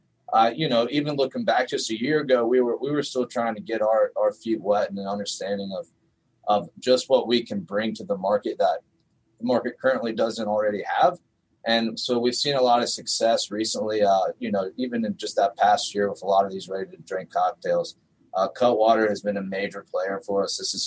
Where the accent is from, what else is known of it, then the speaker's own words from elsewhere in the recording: North Carolina, United States; moved away; I'm from North Carolina. When I moved up here